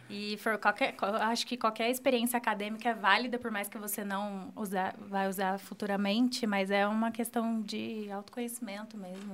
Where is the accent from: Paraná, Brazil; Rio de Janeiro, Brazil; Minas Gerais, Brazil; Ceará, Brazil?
Paraná, Brazil; Apucarana; sou daqui de Apucarana. É, estudei aqui no São José a vida inteira